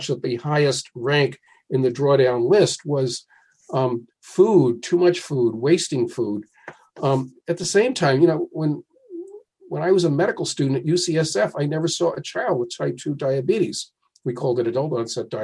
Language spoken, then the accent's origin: English; New Jersey, United States; my home state is New Jersey